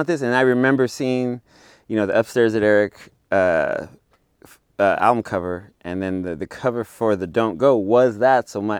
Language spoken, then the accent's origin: English; Bakersfield, California, United States; I'm from Bakersfield, and, born you know